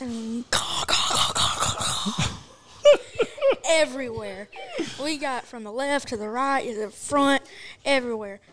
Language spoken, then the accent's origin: English; Greenville, South Carolina, United States; I'm 10 years old. I'm from Greenville, South Carolina